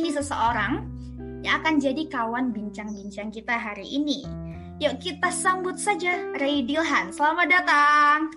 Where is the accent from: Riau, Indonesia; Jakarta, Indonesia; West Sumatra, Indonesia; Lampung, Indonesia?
West Sumatra, Indonesia; Aku dari Sumatera Barat dan kamu dari Sibolga Sumatera Utara.